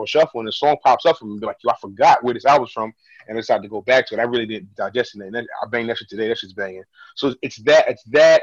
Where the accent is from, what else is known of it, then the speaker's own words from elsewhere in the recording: Ghana; I'm Ghanaian